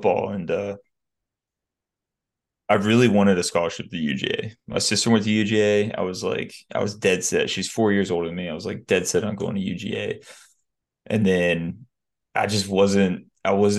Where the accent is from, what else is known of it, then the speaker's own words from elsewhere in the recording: Alpharetta, Georgia, United States; also born or lived in California; I grew up in Atlanta for the most part